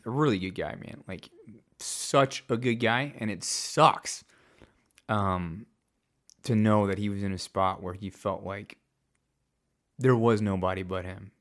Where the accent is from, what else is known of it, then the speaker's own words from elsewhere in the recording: Hot Springs, Arkansas, United States; It was in Hot Springs, so it was in my hometown